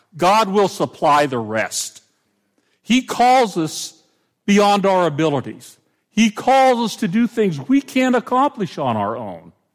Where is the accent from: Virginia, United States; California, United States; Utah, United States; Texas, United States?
California, United States; Pomona; moved away; I grew up in Pomona, which is where the fair was